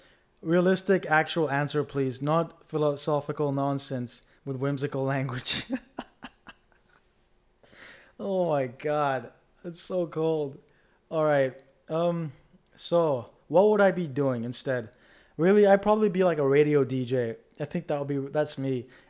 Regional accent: Dubai, United Arab Emirates; We grew up in Dubai together.

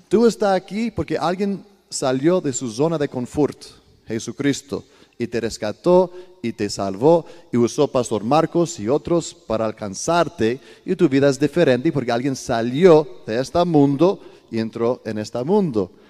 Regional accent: Sparta, Peloponnese, Greece; also born or lived in Italy; now in Costa Rica; Yo soy griego, italiano, pero 100% cristiano

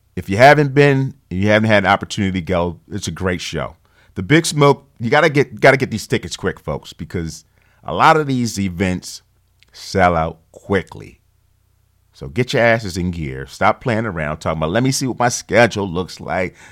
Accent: Philadelphia, Pennsylvania, United States; Philly Cigar Week, my hometown.

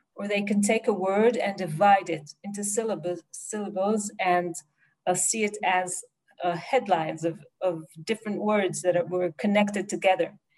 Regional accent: Jerusalem, Jerusalem District, Israel; I was born in Jerusalem and I live there since

